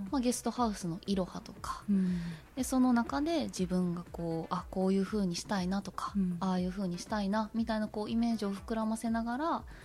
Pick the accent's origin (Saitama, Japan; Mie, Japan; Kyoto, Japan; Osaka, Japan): Osaka, Japan; Kaizuka; moved away as an adult; now in Kozagawa, Japan; 私は大阪生まれ大阪育ちで7年前に和歌山県に移住してるんですが